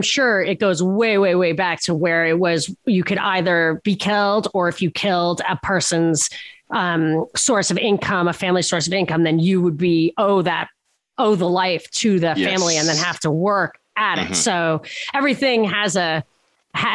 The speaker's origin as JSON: {"language": "English", "town": "Brooklyn", "region": "New York", "country": "United States", "said": "They're on Long Island, I think. I'm from Brooklyn."}